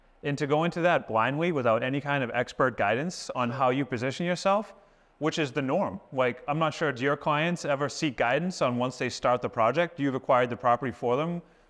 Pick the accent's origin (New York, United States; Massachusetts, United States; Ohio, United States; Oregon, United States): Massachusetts, United States; Boston; also born or lived in South Florida; we're both from Massachusetts, the Boston area, and we both have a history in the construction trade.